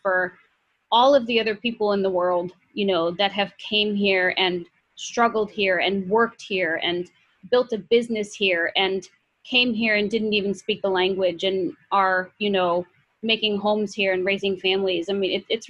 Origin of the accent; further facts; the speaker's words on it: Midwest, United States; now in New York City, United States; And, you know, growing up in the Midwest, you know, I never knew anybody who, you know, was Muslim.